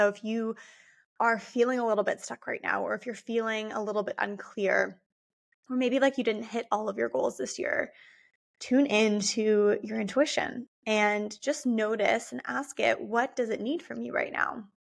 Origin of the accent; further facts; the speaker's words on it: United States; born there; since I am part Canadian, part German, born in the US, have moved around a lot.